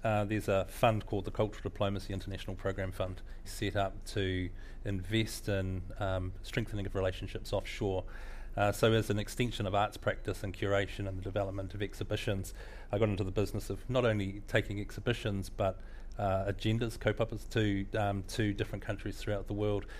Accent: Gisborne, New Zealand; also born or lived in Auckland; growing up in Gisborne

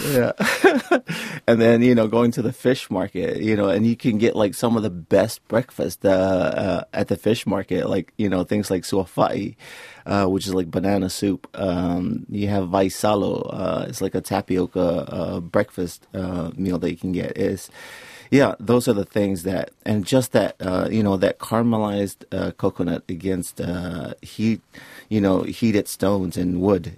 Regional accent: Samoa; also born or lived in Florida; now in Auckland, New Zealand; growing up in Samoa

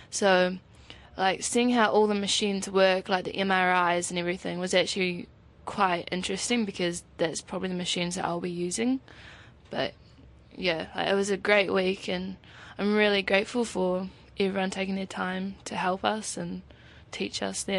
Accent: Nelson, New Zealand; I'm from Nelson. This week for me has actually been really beneficial because next month I'm moving to Auckland to start a Bachelor of Science.

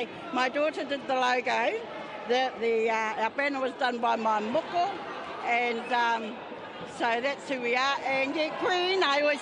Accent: South Taranaki, New Zealand; We're from South Taranaki, but we represent Taranaki Whānui.

